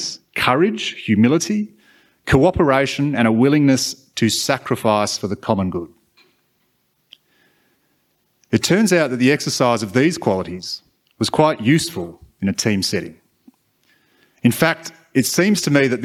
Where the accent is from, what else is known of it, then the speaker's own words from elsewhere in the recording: Australia; as a white male growing up in Australia in the 90s